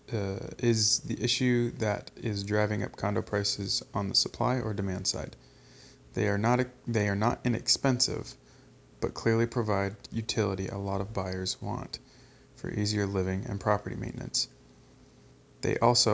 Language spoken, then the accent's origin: English; Ottawa, Ontario, Canada; My hometown of Ottawa